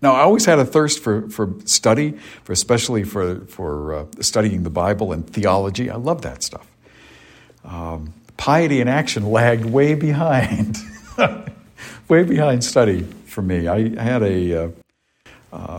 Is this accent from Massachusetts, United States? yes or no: yes; Cape Cod, Massachusetts, United States; growing up on Cape Cod.